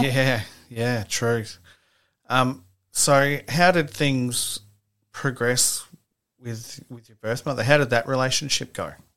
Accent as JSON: {"language": "English", "town": "Gosford", "region": "New South Wales", "country": "Australia", "said": "I'm from Gosford myself"}